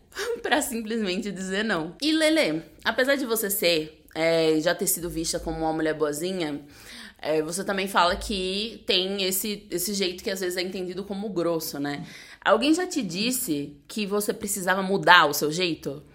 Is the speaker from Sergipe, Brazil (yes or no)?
yes; Aracaju, Sergipe, Brazil; moved away; Eu sou de Aracaju